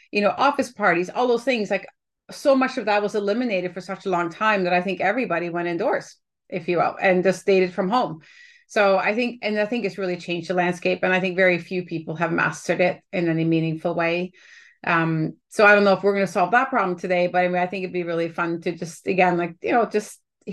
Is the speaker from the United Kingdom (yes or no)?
no; Canada; as a Canadian sitting up here